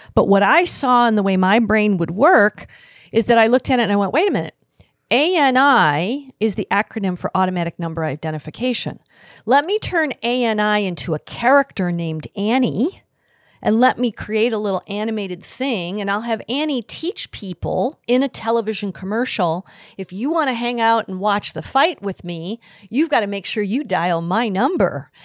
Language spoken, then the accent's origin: English; Midwest, United States; also born or lived in Grand Rapids, Michigan; I grew up in the Midwest